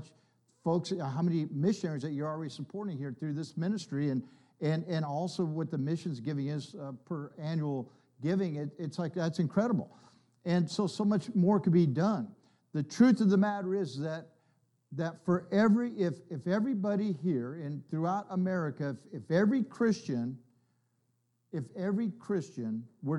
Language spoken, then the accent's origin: English; California, United States; moved away as an adult; now in North Carolina, United States; I'm from California